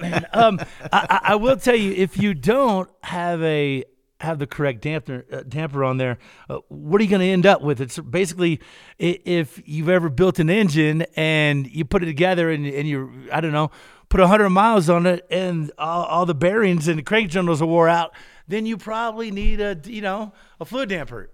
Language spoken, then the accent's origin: English; Kentucky, United States; I'm from Kentucky